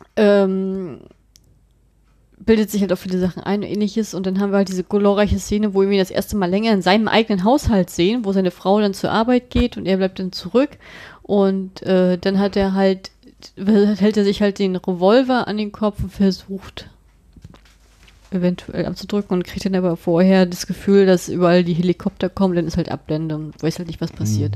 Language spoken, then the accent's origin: German; Germany; bei uns in Deutschland